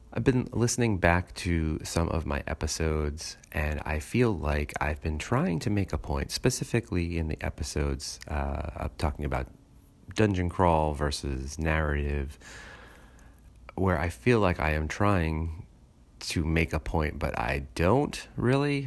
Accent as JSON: {"language": "English", "town": "New York City", "region": "New York", "country": "United States", "tie": "born or raised there", "said": "I grew up in New York City"}